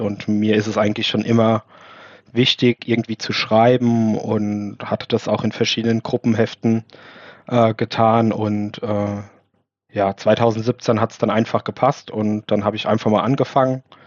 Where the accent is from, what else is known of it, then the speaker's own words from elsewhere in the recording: Mainz, Rhineland-Palatinate, Germany; Ich bin in Mainz geboren, habe aber immer ein bisschen außerhalb gewohnt, so 10, 15 Kilometer vor, vor den Toren